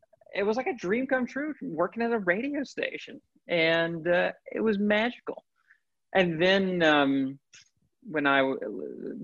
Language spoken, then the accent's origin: English; Fuquay-Varina, North Carolina, United States; I grew up in Fuquay